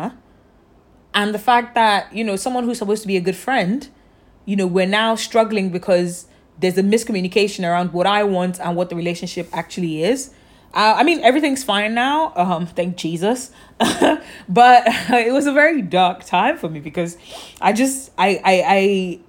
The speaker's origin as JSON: {"language": "English", "country": "Nigeria", "also_born_or_lived": "London", "moved": "yes", "said": "I'm Nigerian, my family's in Nigeria, my family's in London"}